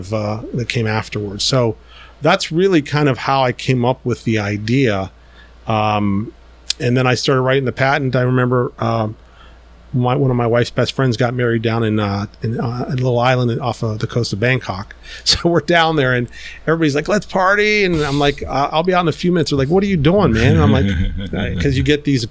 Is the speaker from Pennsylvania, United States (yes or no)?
yes; Pittsburgh, Pennsylvania, United States; moved away as an adult; now in China; I'm from Pittsburgh. I'm living here.